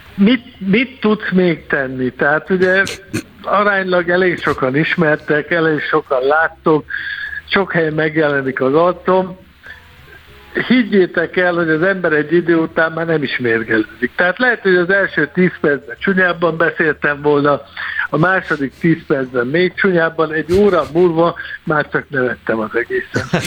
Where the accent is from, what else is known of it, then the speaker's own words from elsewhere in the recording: Tatabánya, Komárom-Esztergom, Hungary; én Tatabányán születtem, élek, innen járom a világot